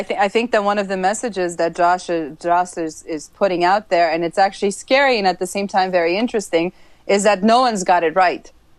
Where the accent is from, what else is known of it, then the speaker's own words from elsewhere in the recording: Transylvania, Romania; born there; Anything that's vampire, I'm gonna watch, just because I was born in Transylvania.